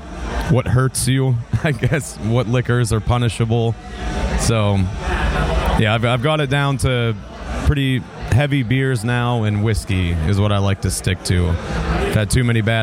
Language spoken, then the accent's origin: English; Pennsylvania, United States; I'm from Pennsylvania